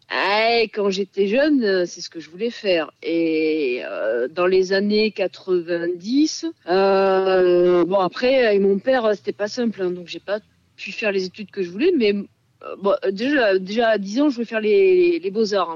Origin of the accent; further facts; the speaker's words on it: Landes, Nouvelle-Aquitaine, France; je viens des Landes avec des grands-parents euh, paysans, bergers